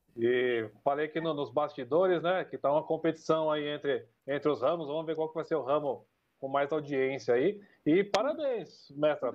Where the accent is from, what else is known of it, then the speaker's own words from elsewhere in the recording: Sorocaba, São Paulo, Brazil; accent: sorocabano; do nosso querido sotaque sorocabano